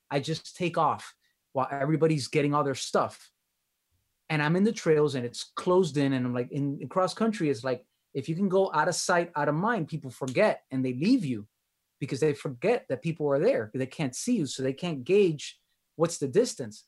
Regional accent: Miami, Florida, United States; accent: Miami; my accent, uh, t, the Miami accent

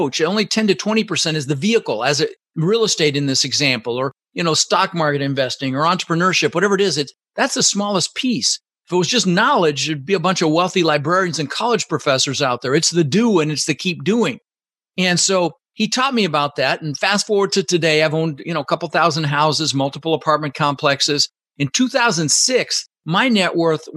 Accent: Denver, Colorado, United States; English is a second language; also born or lived in Netherlands; I immigrated to this country when I was 6 years old with my mother, Svante, and my brother, Albert. I was born in the Netherlands, in Holland, you know, wooden shoes. And my mom brought us over to the United States, and we ended up in Denver, Colorado. And we grew up pretty poor.

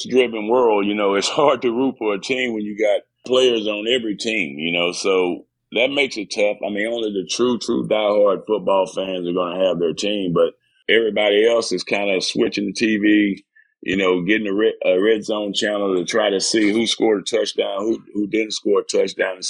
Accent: Texas, United States; I'm from Texas.

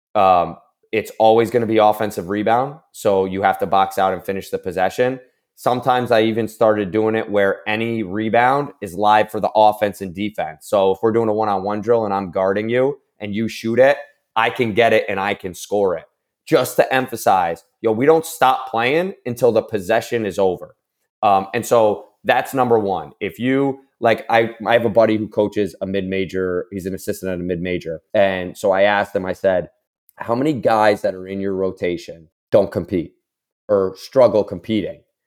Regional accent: Albany, New York, United States; my hometown school, Saint, the College of Saint Rose

